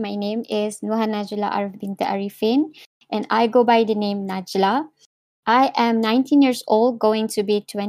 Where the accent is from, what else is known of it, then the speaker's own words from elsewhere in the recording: Seri Manjung, Perak, Malaysia; going to be 20 this year. I am currently in my first year and second semester. I was born and raised in Seri Manjung Perak.